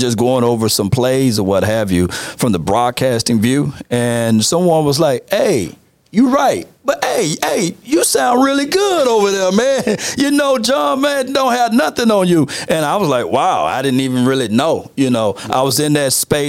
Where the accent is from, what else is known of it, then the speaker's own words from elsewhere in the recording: Natchez, Mississippi, United States; now in Dallas, United States; I'm from a small town called Natchez, Mississippi